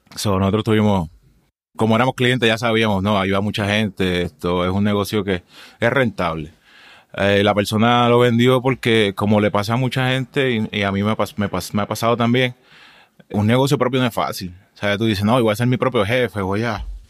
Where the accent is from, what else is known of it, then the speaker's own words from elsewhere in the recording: Juncos, Puerto Rico; moved away as an adult; also born or lived in Humacao, Puerto Rico; now in Tucson, United States; Yo nací en Humacao, Humacao, Puerto Rico.